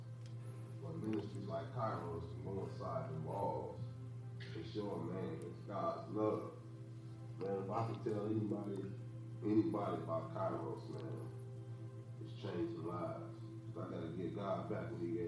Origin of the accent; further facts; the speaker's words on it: Los Angeles, California, United States; I was born and raised in Los Angeles, California. I grew up in the street gangs there.